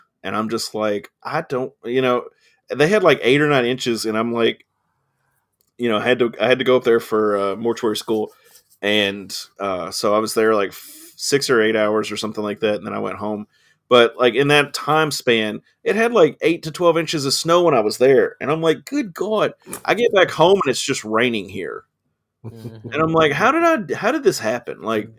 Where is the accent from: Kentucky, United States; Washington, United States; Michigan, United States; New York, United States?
Kentucky, United States; Scottsville; I'm from Scottsville